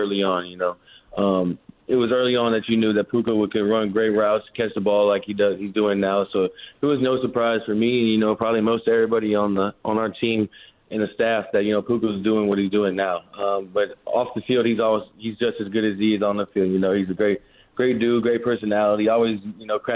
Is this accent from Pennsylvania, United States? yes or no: no; St. Louis, Missouri, United States; I'm from St. Louis, Missouri.